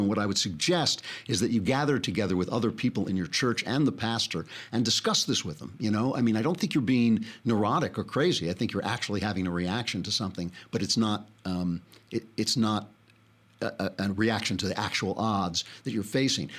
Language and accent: English; New York, United States; I'm a New Yorker